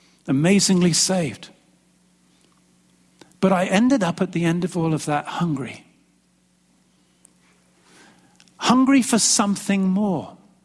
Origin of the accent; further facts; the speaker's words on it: England, United Kingdom; moved away as an adult; When I came from England back in 1992, seems like a long time ago now, 29 years old, some of you remember me then.